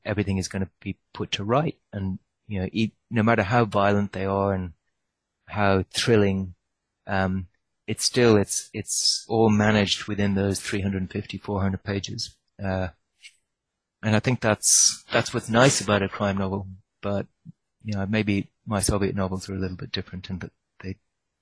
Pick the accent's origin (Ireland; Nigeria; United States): Ireland; When I grew up in Ireland